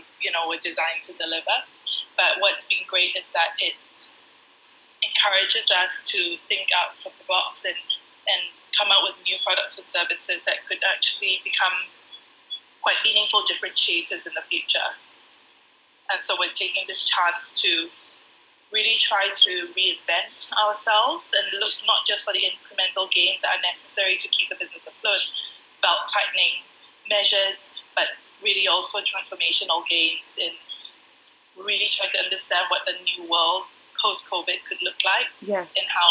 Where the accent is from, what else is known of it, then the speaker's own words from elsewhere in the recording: Singapore; Growing up in Singapore